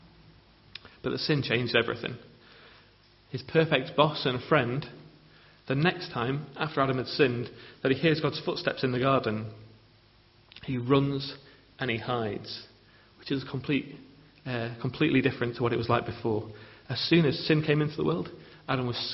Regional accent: England, United Kingdom; as English people

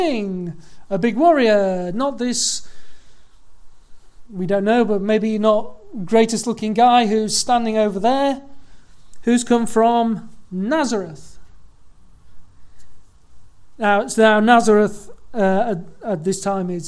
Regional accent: Leeds, Yorkshire and the Humber, United Kingdom; I was born in Leeds

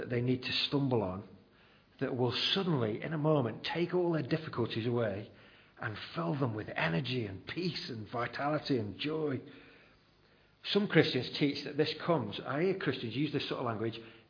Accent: United Kingdom; We're very reserved as British people

